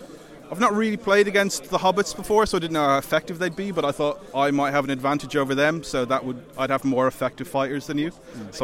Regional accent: Ireland; now in Stockport, United Kingdom; Yeah, I'm Irish originally, but I live in Stockport.

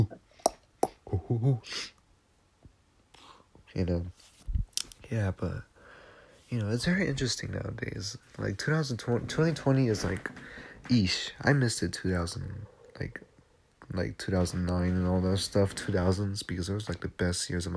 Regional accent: United States; I'm American. I'm Mexican-American

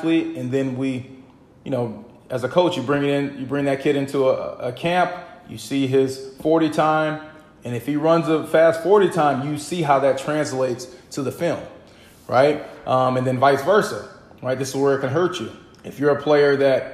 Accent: Midwest, United States; now in East Coast, United States; I'm originally from the Midwest

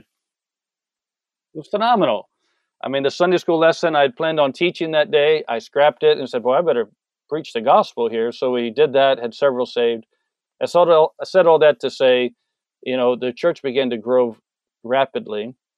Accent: San Diego, California, United States; moved away as an adult; I'm from San Diego, from a big city.

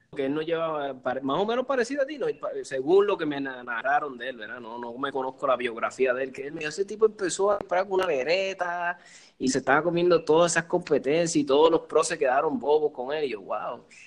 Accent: Cuba; yo soy cubana

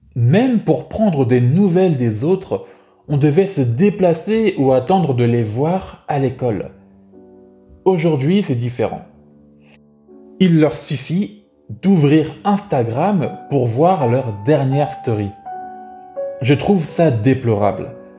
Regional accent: France; ma vie en France en tant que français

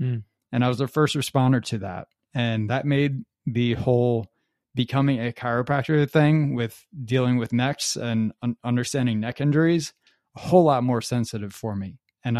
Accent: Metuchen, New Jersey, United States; I grew up in Metuchen, New Jersey, and I'm 33 years old now

